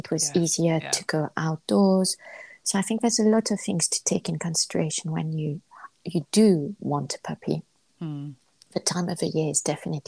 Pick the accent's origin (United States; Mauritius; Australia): Mauritius; moved away; I'm from Mauritius